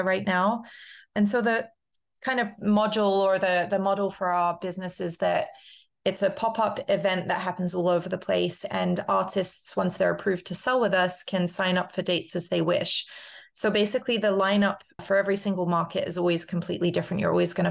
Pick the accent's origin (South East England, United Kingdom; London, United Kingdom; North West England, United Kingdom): London, United Kingdom; now in Minneapolis, United States; I grew up in London, and so that's part of what I grew up with, is this vibrant street culture